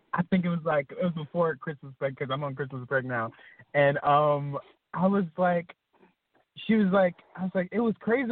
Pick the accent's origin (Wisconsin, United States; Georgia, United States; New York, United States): Georgia, United States; Atlanta; moved away; I'm from Atlanta, and um, my, most of my family is from uh, Atlanta